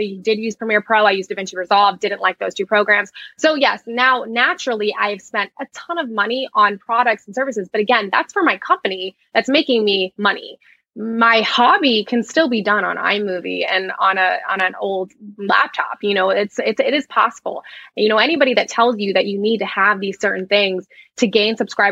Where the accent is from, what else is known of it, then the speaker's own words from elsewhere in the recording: Florida, United States; also born or lived in New Jersey; I grew up in a small town in Florida